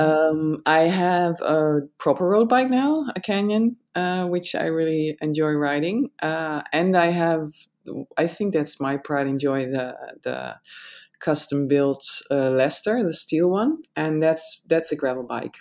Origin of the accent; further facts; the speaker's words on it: Netherlands; I'm I'm I'm from the Netherlands